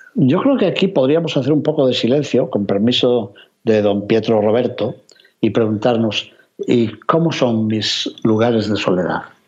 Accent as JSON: {"language": "Spanish", "region": "Castile and León", "country": "Spain", "said": "mi tierra de León"}